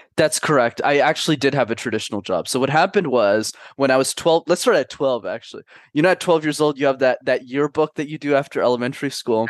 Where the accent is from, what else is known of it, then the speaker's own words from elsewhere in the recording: Canada; also born or lived in Montreal; I'm based in Montreal. My parents immigrated from a small country called Sri Lanka in the early nineties, but I was born and raised in Canada